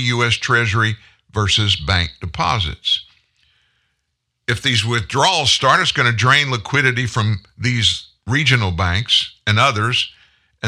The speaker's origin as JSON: {"language": "English", "country": "United States", "said": "I'm American"}